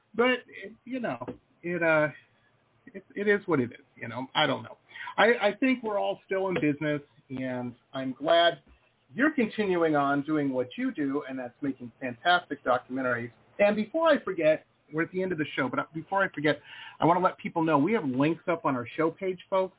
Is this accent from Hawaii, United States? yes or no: no; Detroit, Michigan, United States; I'm from Detroit